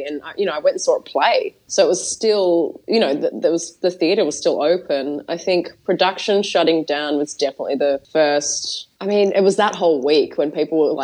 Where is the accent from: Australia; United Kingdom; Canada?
Australia; moved away; we're both Australian